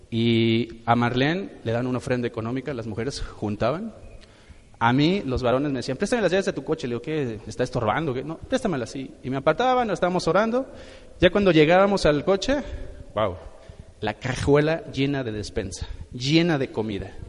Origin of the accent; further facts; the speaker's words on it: Morelia, Michoacán, Mexico; Nosotros hace, nosotros venimos de la ciudad de Morelia.